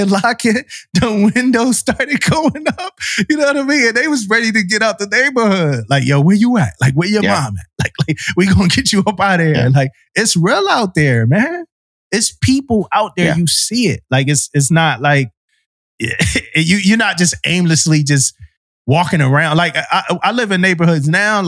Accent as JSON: {"language": "English", "town": "Philadelphia", "region": "Pennsylvania", "country": "United States", "tie": "born or raised there", "also_born_or_lived": "Florida", "moved": "yes", "said": "I grew up in South Philadelphia"}